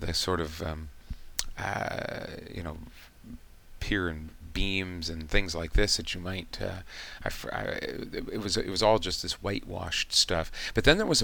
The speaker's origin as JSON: {"language": "English", "country": "United States", "said": "as an American"}